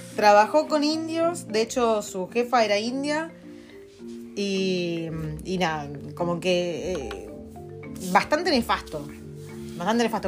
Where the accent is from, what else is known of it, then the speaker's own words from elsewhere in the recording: Argentina; moved away as an adult; now in New Zealand; Nosotros venimos de Argentina